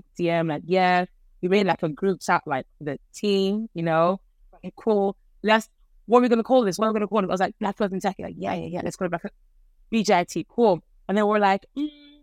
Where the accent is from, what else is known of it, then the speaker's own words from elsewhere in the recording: Ireland; I grew up in Ireland